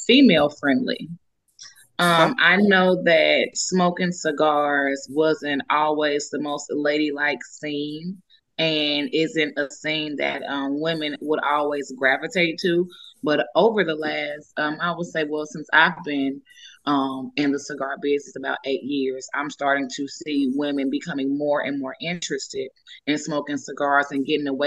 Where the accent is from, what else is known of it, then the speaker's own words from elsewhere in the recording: Chicago, Illinois, United States; moved away; I'm from Chicago